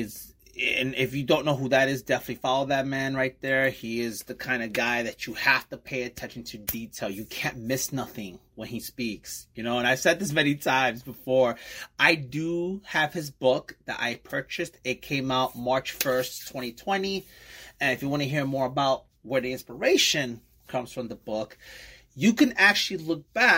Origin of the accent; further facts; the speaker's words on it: New York City, New York, United States; moved away as an adult; now in Bayonne, United States; I'm from Brooklyn, New York, and I live in Bayonne, New Jersey